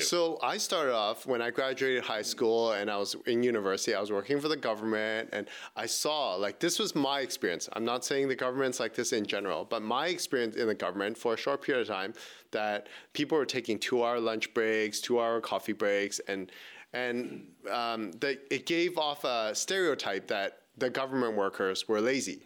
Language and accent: English; Vancouver, British Columbia, Canada; born and raised in Vancouver